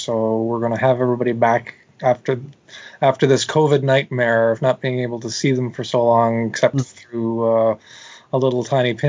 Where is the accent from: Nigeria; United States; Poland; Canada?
Canada; accent: Canadian; moved away; Since I come from Canada